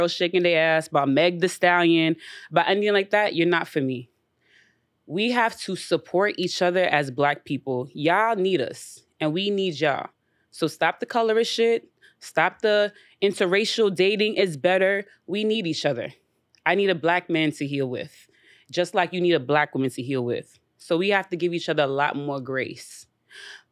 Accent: New York City, New York, United States; I'm from Flatbush, Brooklyn

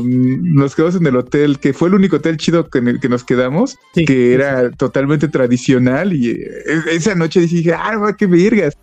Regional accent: Mexico City, Mexico; also born or lived in Toluca Valley; yo soy de la Ciudad de México y donde vivía era una zona muy, pues muy compleja

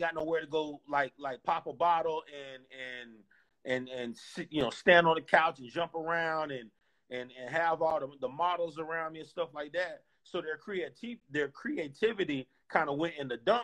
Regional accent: Clearwater, Florida, United States; I'm from Tampa Bay.

